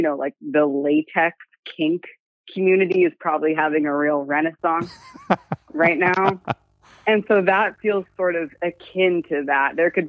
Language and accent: English; California, United States; I'm from California.